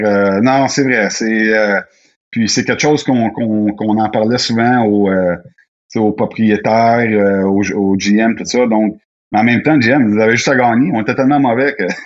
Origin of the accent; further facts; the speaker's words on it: Quebec, Canada; je viens du Québec, j'adore le Québec